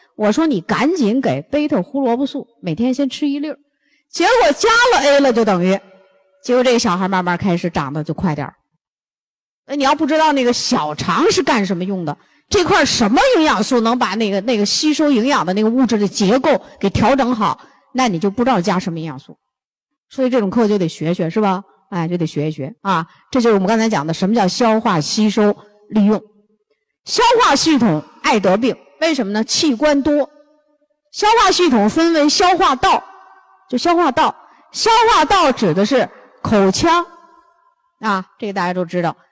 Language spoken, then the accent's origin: Chinese; China; 我们中国人